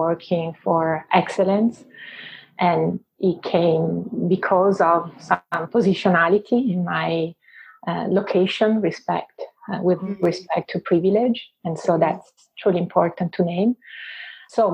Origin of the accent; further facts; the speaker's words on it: Venice, Veneto, Italy; accent: Italian; English is a second language; moved away as an adult; now in Vancouver, Canada; I was born and raised in Venice